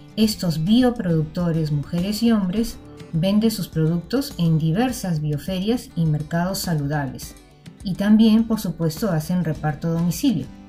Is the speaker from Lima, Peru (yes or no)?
yes; Lima, Peru; como limeñas y limeños